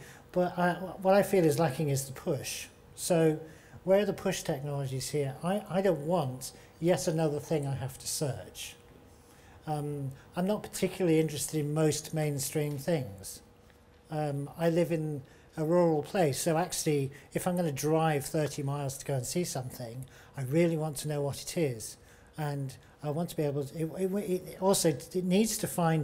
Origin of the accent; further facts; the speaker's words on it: Devon, South West England, United Kingdom; I'm from Ornhead Arts and I'm from Devon